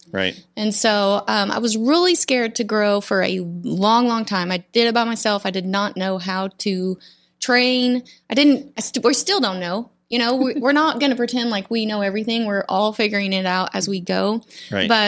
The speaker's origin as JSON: {"language": "English", "town": "Borger", "region": "Texas", "country": "United States", "tie": "born or raised there", "said": "Yeah, I was born in Florida, but grew up in the Panhandle, way up in the."}